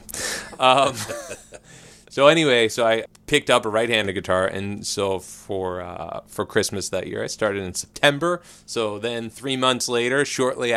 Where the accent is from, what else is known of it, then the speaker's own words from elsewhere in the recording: Philadelphia, Pennsylvania, United States; I grew up in Northeast Philly